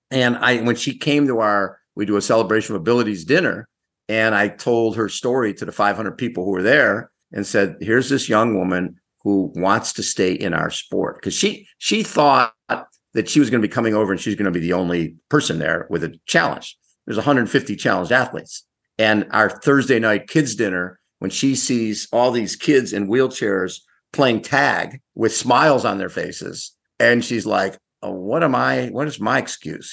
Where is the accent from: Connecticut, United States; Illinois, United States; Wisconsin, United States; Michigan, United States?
Illinois, United States; Chicago; I grew up in Chicago